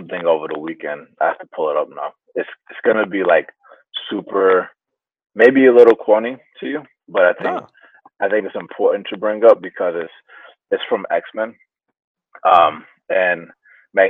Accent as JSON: {"language": "English", "town": "Atlanta", "region": "Georgia", "country": "United States", "tie": "born or raised there", "first_language": "Spanish", "second_language": "English", "moved": "as an adult", "lives_now": "San Francisco, United States", "said": "I grew up in Atlanta, surrounded by other people that like me"}